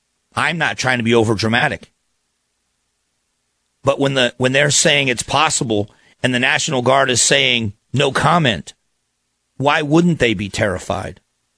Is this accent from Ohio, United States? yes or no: no; Phoenix, Arizona, United States; I'm from Phoenix, live in Phoenix, Arizona